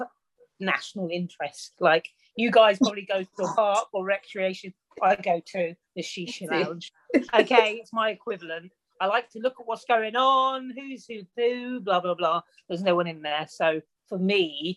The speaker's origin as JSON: {"language": "English", "town": "Luton", "region": "East of England", "country": "United Kingdom", "said": "we're from Luton"}